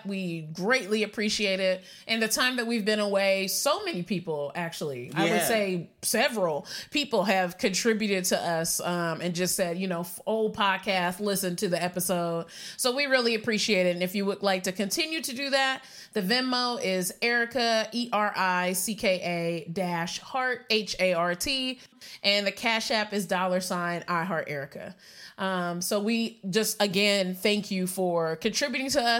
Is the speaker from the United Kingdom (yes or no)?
no; Puerto Rico; moved away; also born or lived in Maryland, United States; I was born in Maryland and also raised in Puerto Rico